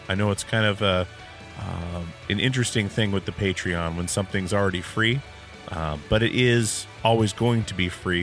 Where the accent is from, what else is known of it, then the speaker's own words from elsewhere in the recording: Alaska, United States; I'm from Alaska